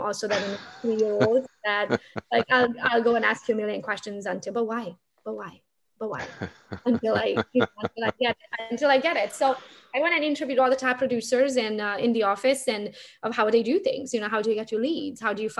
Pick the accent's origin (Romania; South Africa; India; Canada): Romania; English is a second language; moved away as an adult; now in Michigan, United States; I'm from Romania, so my whole family is back home.